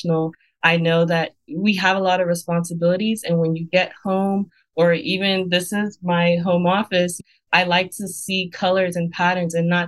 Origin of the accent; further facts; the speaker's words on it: Nigeria; I'm Nigerian, and in my culture, we have fabrics, colors